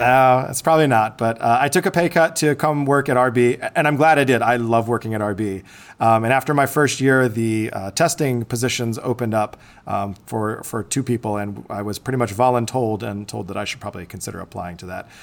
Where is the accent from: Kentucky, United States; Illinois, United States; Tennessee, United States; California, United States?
Illinois, United States; Bourbonnais; I was born and raised in Bourbonnais, Illinois. It's just about an hour south of Chicago